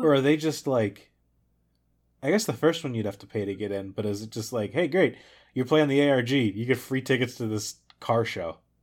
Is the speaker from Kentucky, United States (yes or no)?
yes; Florence, Kentucky, United States; Florence is also the name of my hometown